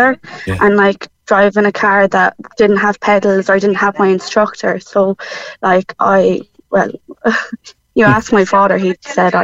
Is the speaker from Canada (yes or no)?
no; Cork, Munster, Ireland; moved away as an adult; now in Limerick, Ireland; I'm living in Limerick, even though I'm from Cork